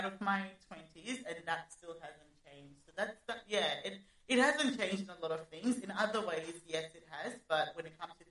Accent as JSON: {"language": "English", "country": "Australia", "tie": "born or raised there", "also_born_or_lived": "Zimbabwe", "said": "I've been living here in Australia for about 14 years. I'm originally from Zimbabwe. Basically grew up here."}